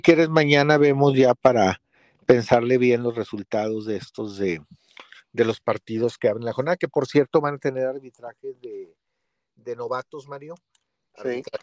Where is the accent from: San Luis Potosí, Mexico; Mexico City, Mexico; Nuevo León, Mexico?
Nuevo León, Mexico; Monterrey; me toca a mí como regio